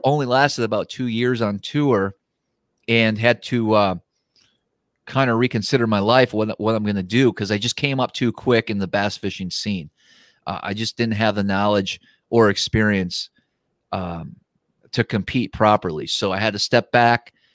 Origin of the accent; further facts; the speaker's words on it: Wisconsin, United States; I grew up fishing, I grew up in Wisconsin